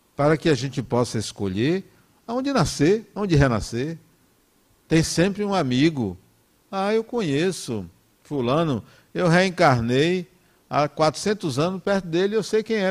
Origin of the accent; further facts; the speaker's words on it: Brazil; eu nasci no Brasil